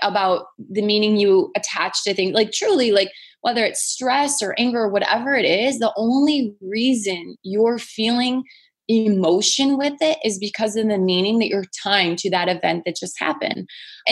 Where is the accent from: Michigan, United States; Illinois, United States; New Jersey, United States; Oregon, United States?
Michigan, United States; now in California, United States; I'm from Michigan